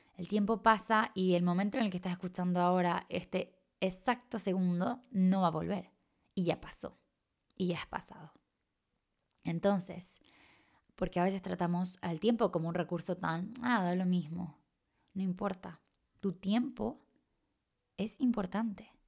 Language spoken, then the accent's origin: Spanish; Chile; accent: medio raro; moved away; soy de Chile, aunque tengo un acento medio raro, soy de Chile, o sea, nací de allá y he vivido la gran parte de mi vida allá.